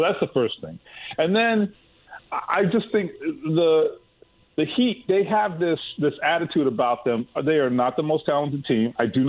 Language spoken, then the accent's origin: English; Miami, Florida, United States; I'm from Miami.